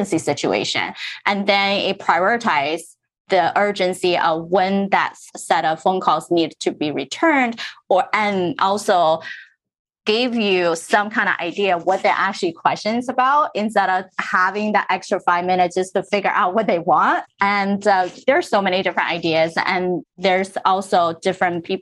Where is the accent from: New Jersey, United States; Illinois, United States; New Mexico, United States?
New Jersey, United States; also born or lived in Middlesex County, New Jersey; Growing up in Central Jersey, I was actually in Berkshire County when I was little, and then we moved to Middlesex County.